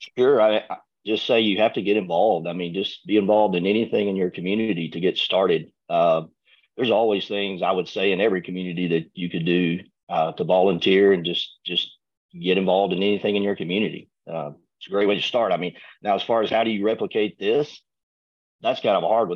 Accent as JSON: {"language": "English", "region": "Arkansas", "country": "United States", "moved": "as an adult", "lives_now": "Tyler, United States", "said": "I'm from Arkansas"}